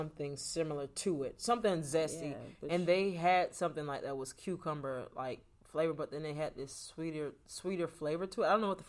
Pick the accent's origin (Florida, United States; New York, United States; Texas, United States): Florida, United States; now in Atlanta, United States; I'm from Florida.